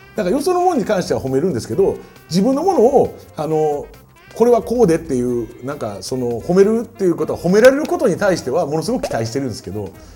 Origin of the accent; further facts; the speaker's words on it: Kyoto, Japan; accent: Kansai dialect; now in Tokyo, Japan; 俺京都人